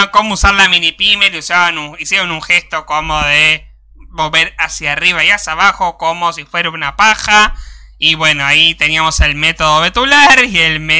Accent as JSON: {"language": "Spanish", "country": "Argentina", "said": "somos argentinos"}